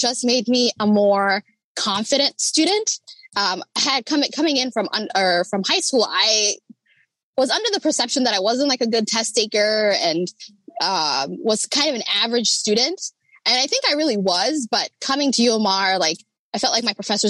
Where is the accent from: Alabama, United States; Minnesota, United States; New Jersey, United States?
Minnesota, United States; Rochester; I grew up in Rochester